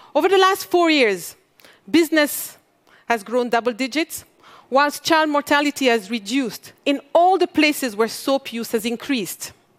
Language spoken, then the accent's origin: English; Mali; I come from Mali